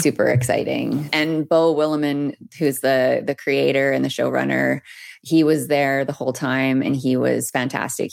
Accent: Peace River, Alberta, Canada; moved away; also born or lived in Edmonton; I'm from Peace River, Alberta, born and raised.

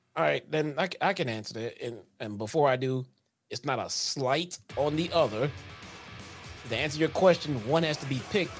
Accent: Chicago, Illinois, United States; we're from Chicago. We only order deep dish pizza. That's not what we do here, okay?

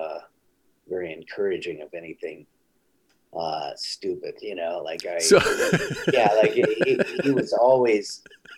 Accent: Glendale, California, United States; I grew up here in Glendale and we all went to Damon's Steakhouse down here

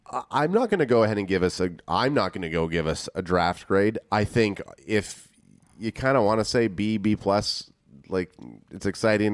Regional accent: Canada; we're from Canada

